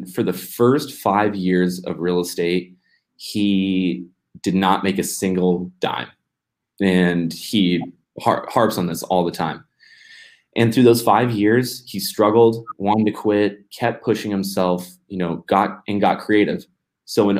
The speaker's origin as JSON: {"language": "English", "country": "United States", "said": "being an American"}